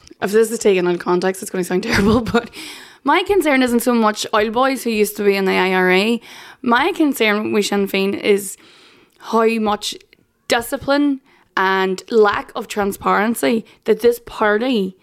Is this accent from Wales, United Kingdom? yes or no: no; Northern Ireland, United Kingdom; I come from the poorest part of the UK